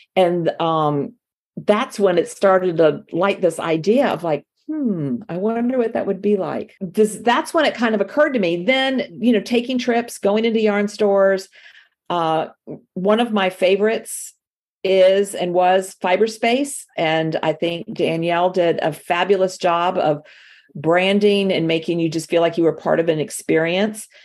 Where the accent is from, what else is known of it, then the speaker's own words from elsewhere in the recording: Miami, Florida, United States; accent: southern; moved away as an adult; now in North Florida, United States; I was born in Miami and raised in Miami, but I've lived up here, up here in the South uh, most of my adult life